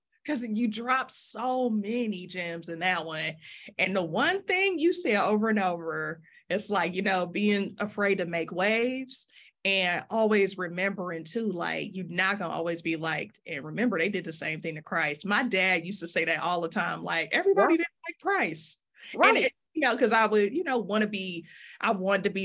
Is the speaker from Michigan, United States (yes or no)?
yes; Detroit, Michigan, United States; now in Memphis, United States; I'm from Detroit, but I live in Memphis now.